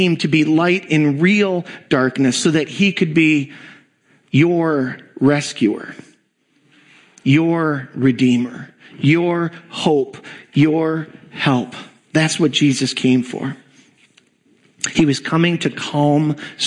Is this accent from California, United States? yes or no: no; Kenosha, Wisconsin, United States; I grew up in Kenosha, Wisconsin